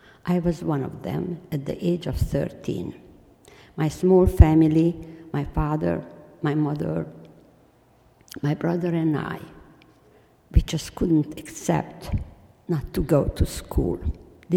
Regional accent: Transylvania, Romania; English is a second language; moved away; I come from Transylvania

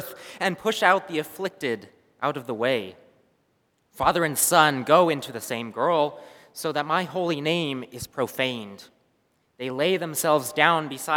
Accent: a small city just south of Irvine, California, United States; I grew up in a small city just south of Irvine, California

